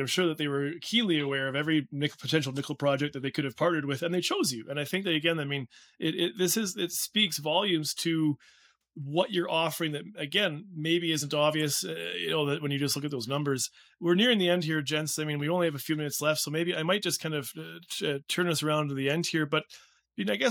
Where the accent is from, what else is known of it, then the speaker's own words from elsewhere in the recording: Saskatchewan, Canada; I'm from Saskatchewan